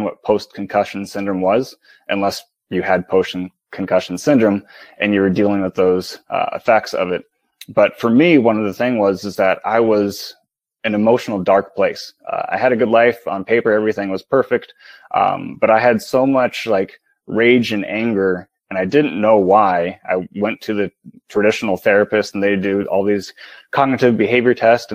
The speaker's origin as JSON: {"language": "English", "region": "Midwest", "country": "United States", "said": "I'm from the Midwest"}